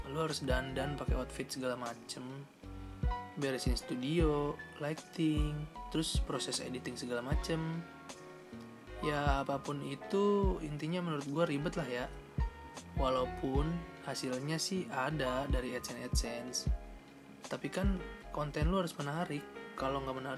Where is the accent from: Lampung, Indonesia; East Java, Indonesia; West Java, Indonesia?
West Java, Indonesia; Bekasi; born there; gue lahir di Bekasi tanggal 16 Juni tahun 99 dan sekarang gue menginjak di umur 20 tahun